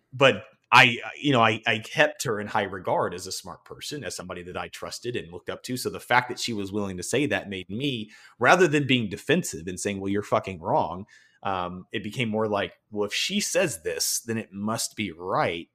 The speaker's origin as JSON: {"language": "English", "region": "the South", "country": "United States", "tie": "born or raised there", "also_born_or_lived": "Denver", "moved": "as an adult", "said": "where I grew up in the South"}